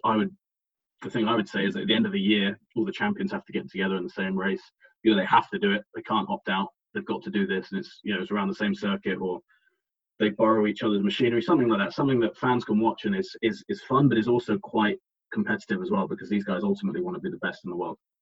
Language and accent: English; England, United Kingdom; we're both English